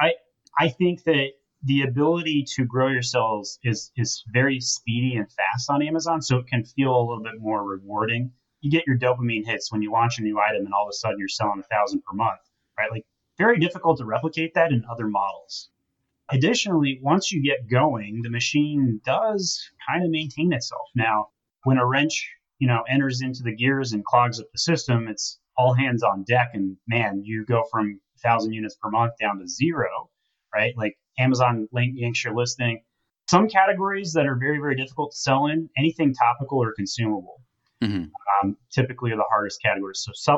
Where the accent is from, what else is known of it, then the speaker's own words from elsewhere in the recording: Utah, United States; I grew up in Utah